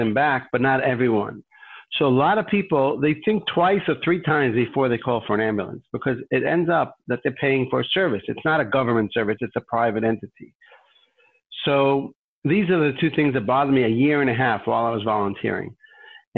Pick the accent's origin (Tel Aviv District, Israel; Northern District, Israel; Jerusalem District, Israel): Jerusalem District, Israel; Jerusalem; I grew up in Jerusalem and a little neighborhood near Yad Vashem